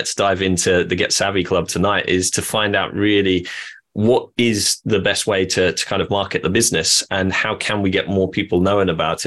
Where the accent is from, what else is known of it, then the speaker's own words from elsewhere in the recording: Norwich, East of England, United Kingdom; I am from Norwich